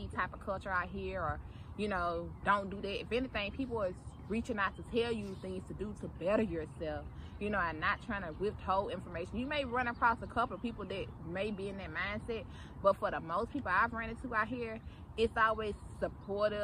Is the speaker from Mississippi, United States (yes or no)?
yes; Mississippi, United States; moved away as an adult; now in Atlanta, United States; I'm from Mississippi. I'm born and raised in Mississippi.